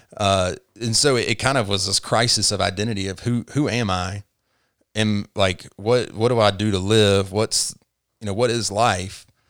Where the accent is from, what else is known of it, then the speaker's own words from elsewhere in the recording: Tifton, Georgia, United States; moved away as an adult; also born or lived in Chattanooga, Tennessee; now in Rome, United States; I grew up in Tifton, Georgia